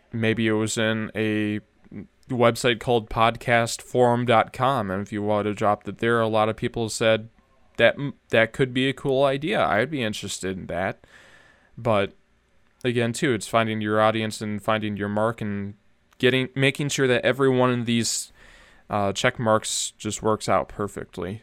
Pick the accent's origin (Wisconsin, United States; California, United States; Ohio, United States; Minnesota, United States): Minnesota, United States; I'm from Minnesotan